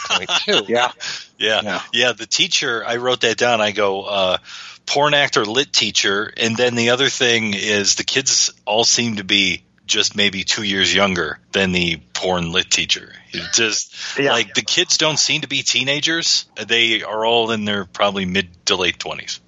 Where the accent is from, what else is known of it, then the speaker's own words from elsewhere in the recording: Detroit, Michigan, United States; if you grow up in Detroit and you watch Channel Nine if you watch the CBC